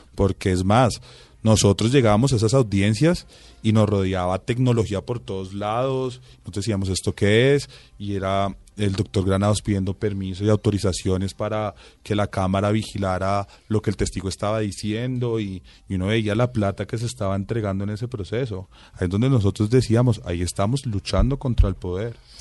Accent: Bogotá, Colombia

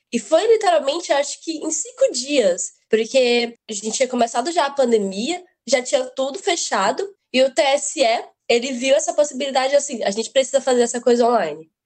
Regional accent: Aracaju, Sergipe, Brazil; Consegui uma bolsa para estudar em ótimos colégios aqui de Aracaju de Sergipe, que eu sou, né? Eu sou sergipano com muito orgulho

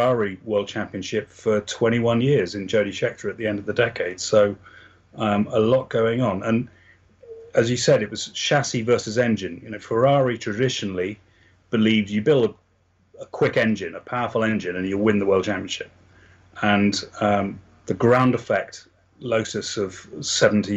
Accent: England, United Kingdom; I come from England

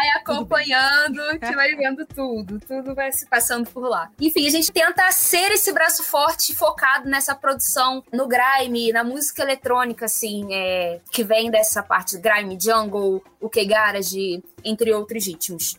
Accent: Nova Iguaçu, Rio de Janeiro, Brazil; Eu sou de Nova Iguaçu

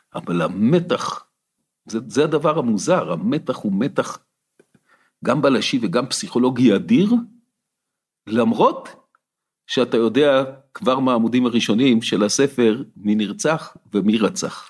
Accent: Ramot HaShavim, Central District, Israel; also born or lived in Kfar Saba; גדלתי ברמות השבים

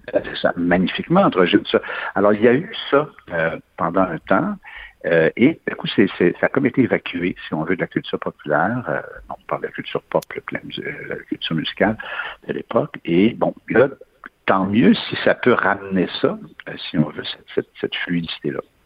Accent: Quebec, Canada

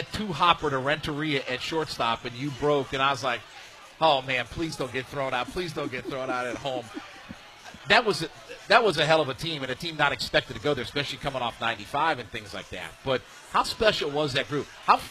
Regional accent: Ohio, United States; I grew up in Northeast Ohio as an Indians fan, so my whole life

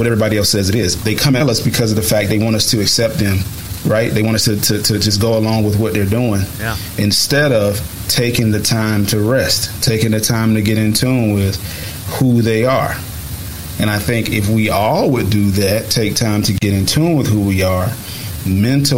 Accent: United States; I'm a black male, but I'm also an American male

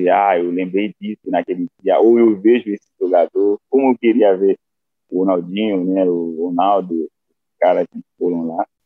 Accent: Haiti; Portuguese is a second language; a alegria que eu sinto e todos os haitianos sentem para poder pra ver um, uma postura dessa, né?

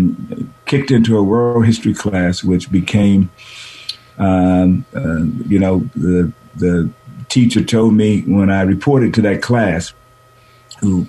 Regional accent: San Francisco, California, United States; moved away as an adult; also born or lived in Boston, United States; I was born here in San Francisco, the fourth of four kids

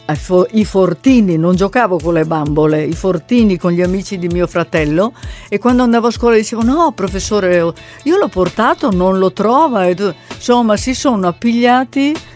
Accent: Italy; Cioè l'italiano è comunque la mia lingua, perciò ho scoperto questo mondo.

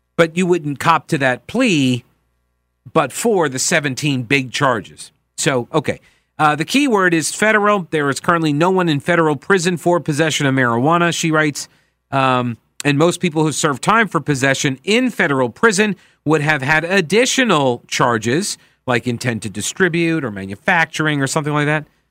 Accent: Long Island, New York, United States; I come from Long Island

